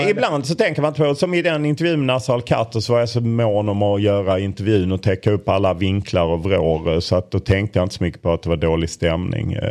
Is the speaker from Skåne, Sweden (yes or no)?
yes; Lund, Skåne, Sweden; Jag är från Lund vill jag betona.